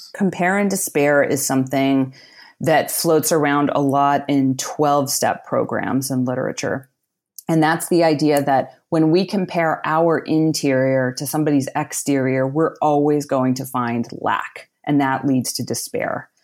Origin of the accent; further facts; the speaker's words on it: outside of Pittsburgh, Pennsylvania, United States; I grew up outside of Pittsburgh, Pennsylvania in a small working class town.